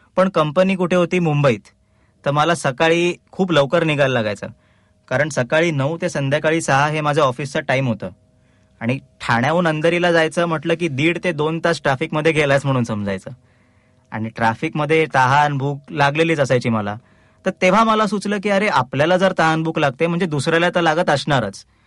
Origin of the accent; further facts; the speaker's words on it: Ulhasnagar, Maharashtra, India; now in Thane, India; मी मूळचा उल्हासनगरचा माझे लहानपण उल्हासनगरलाच गेलं